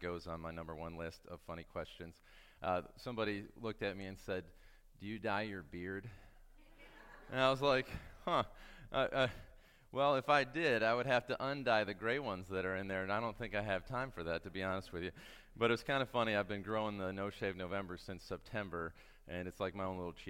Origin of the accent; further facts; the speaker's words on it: Michigan, United States; I grew up in Michigan